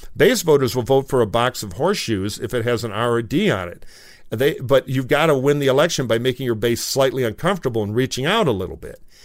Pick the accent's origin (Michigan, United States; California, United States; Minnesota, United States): Michigan, United States; Detroit; now in Los Angeles, United States; in Michigan where I grew up around Detroit